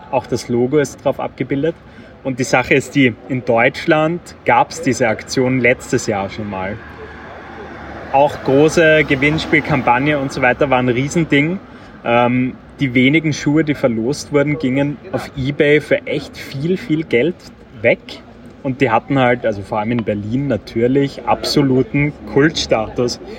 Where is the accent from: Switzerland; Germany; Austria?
Austria; moved away; Und neuerdings komme ich zwar aus Österreich, aber ich wohne nicht mehr in Österreich.